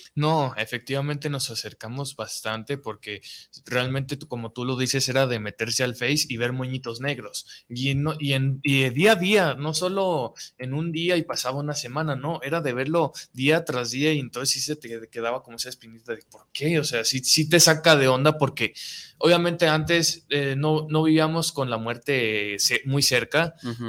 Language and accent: Spanish; Mexico; nos representa a todos como mexicanos